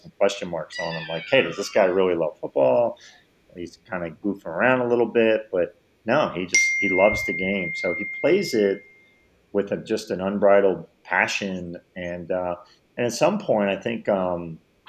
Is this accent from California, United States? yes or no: no; Philadelphia, Pennsylvania, United States; I'm from Philly